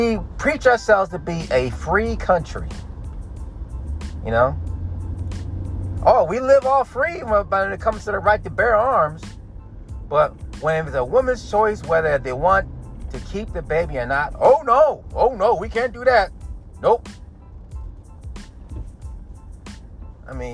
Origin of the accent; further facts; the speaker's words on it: United States; being American, because I am